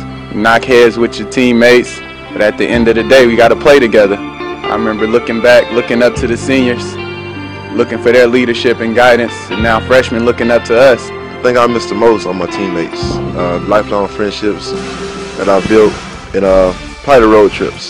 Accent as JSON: {"language": "English", "town": "Orangeburg", "region": "South Carolina", "country": "United States", "moved": "as an adult", "lives_now": "Washington, D.C., United States", "said": "I'm from Orangeburg, South Carolina"}